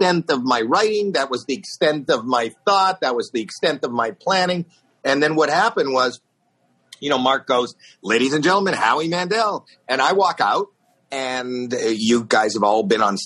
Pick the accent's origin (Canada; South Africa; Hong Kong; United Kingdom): Canada; Toronto, Ontario; I'm from Toronto, Canada